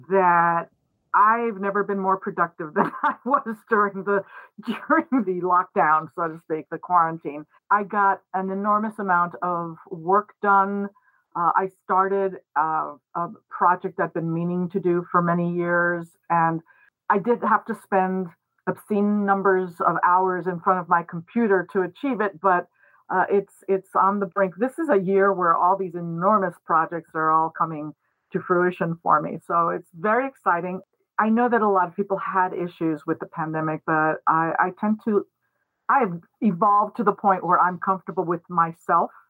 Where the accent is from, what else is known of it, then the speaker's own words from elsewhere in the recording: Mexico City, Mexico; also born or lived in New York, United States; I was born in New York. Uh, when I was three years old, my family moved to Mexico, where I grew up. I grew up in Mexico City, so I consider myself completely bilingual, bi- bicultural, all of those things. I am not technically Mexican